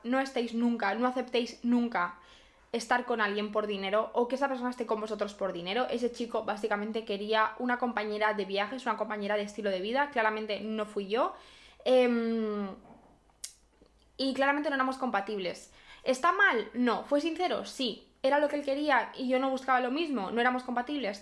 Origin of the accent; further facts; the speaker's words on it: Barcelona, Catalonia, Spain; yo soy de Barcelona